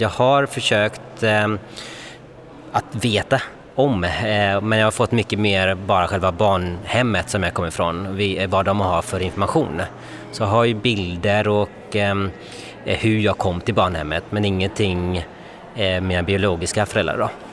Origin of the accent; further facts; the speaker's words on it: Gothenburg, Västra Götaland, Sweden; moved away as an adult; now in Stockholm, Sweden; jag kommer ju från Göteborg